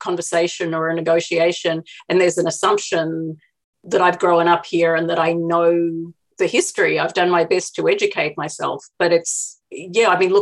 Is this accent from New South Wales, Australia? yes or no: no; Melbourne, Victoria, Australia; now in Cleveland, United States; I lived in Melbourne, which is a city that's 10 times bigger than Cleveland, where I live now